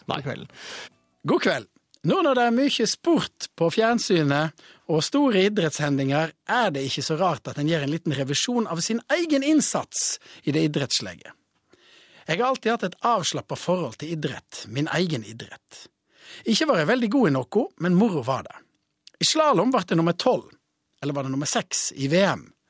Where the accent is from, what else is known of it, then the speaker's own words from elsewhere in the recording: Voss, Vestland, Norway; deltok i et renn på Bømoen hjemme på Voss